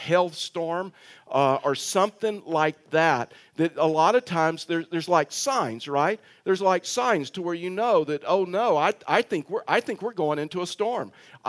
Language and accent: English; Texas, United States; moved away; And so as many of you know, that I'm from Texas. Those that are you new probably didn't even realize that because I've totally lost my accent. And you're like total shock right now that I'm from Texas.